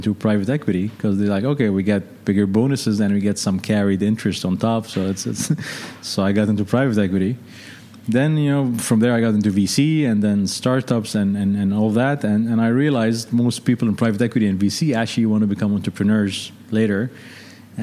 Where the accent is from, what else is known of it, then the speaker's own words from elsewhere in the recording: Lebanon; moved away as an adult; also born or lived in London / Seattle; So I'm Lebanese. Originally grew up in Lebanon.